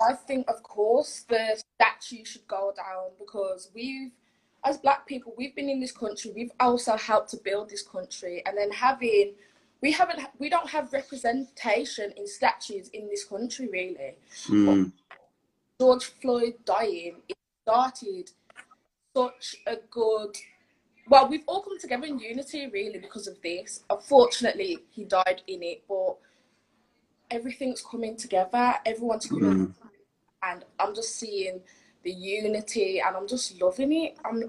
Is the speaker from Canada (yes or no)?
no; Jamaica; No, my dad's black. My mum's black. I'm Jamaican.